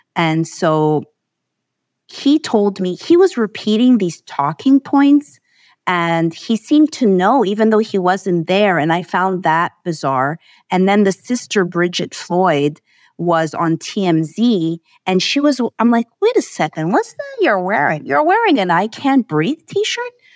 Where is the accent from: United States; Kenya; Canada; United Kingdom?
Canada; Montreal, Quebec; I hail from Montreal, Canada.